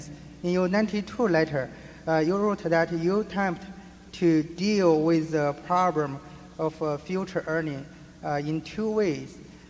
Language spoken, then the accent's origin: English; New Mexico, United States; I'm from New Mexico, and I'm a shareholder.